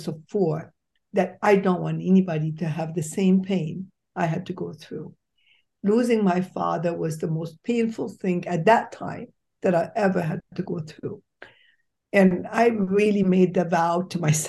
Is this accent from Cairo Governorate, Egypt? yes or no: no; Alexandria, Alexandria Governorate, Egypt; moved away; I was born in Egypt. In Alexandria, Egypt was most beautiful spot that you can ever see.